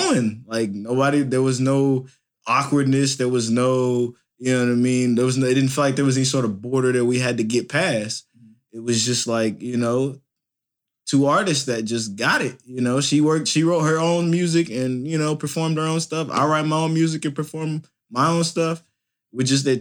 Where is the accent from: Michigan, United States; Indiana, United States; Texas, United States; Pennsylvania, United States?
Indiana, United States; Indianapolis; my hometown, Indianapolis, Indiana